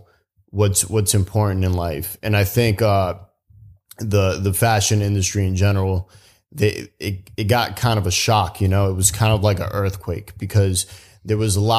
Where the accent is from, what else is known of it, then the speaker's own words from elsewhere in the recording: New York City, New York, United States; I grew up in the Bronx